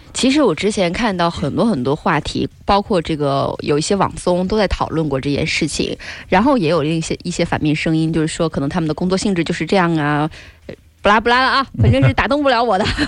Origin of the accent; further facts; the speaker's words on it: China; 我们中国人呐，没太有付小费这个习惯